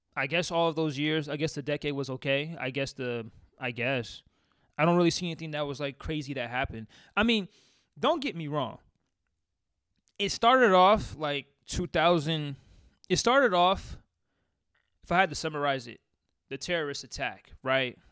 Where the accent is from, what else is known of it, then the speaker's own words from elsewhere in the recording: Seattle, Washington, United States; I'm from Seattle, raised in Col-, I was, uh, raised in Columbia City. I lived there for most of my life.